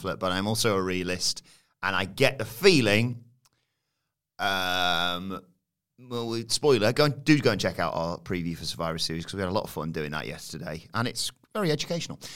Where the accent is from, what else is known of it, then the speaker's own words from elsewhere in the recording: United Kingdom; being British viewers